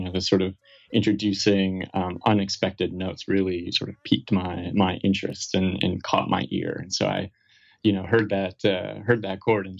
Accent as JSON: {"language": "English", "town": "Fargo", "region": "North Dakota", "country": "United States", "tie": "born or raised there", "said": "grew up across the river from his home state."}